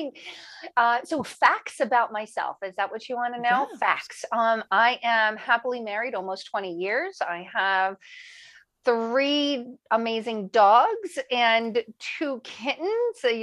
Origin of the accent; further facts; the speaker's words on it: New Jersey, United States; moved away as an adult; also born or lived in Italy / Maryland; So I moved back to the States and I lived with my sister in Maryland. I'm from New Jersey